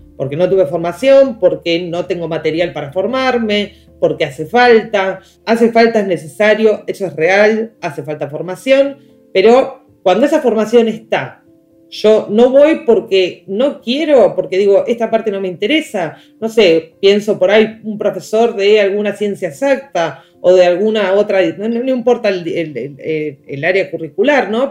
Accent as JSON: {"language": "Spanish", "town": "La Plata", "region": "Buenos Aires Province", "country": "Argentina", "said": "yo soy de Ciudad de la Plata"}